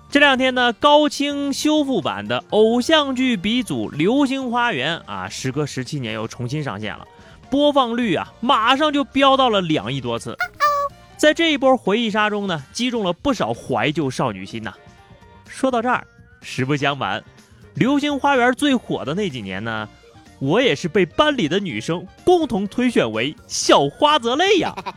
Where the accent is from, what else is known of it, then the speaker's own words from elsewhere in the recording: the North, northern China, China; 因为我们北方人买水果都是成箱成袋的买，买蔬菜呀都是成堆的买，买猪肉都是成扇儿的买